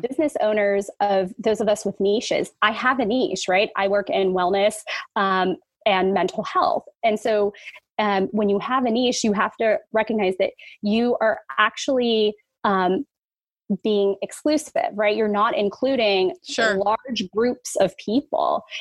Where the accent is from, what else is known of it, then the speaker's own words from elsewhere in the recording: San Francisco, California, United States; I was born and raised in San Francisco